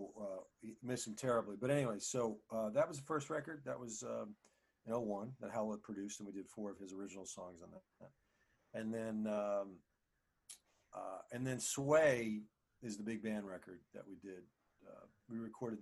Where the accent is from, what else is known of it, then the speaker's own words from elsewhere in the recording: Maplewood, New Jersey, United States; I grew up in a town called Maplewood, New Jersey